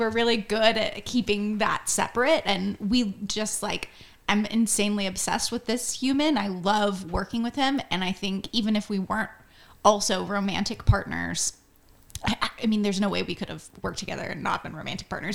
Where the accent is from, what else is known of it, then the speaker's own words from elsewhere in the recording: Florida, United States; from Florida, so when people ask me where I'm from and I'm like, Florida